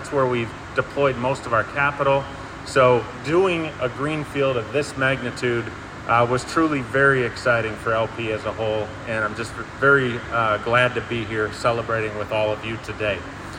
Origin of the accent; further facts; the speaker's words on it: Wisconsin, United States; I'm from Wisconsin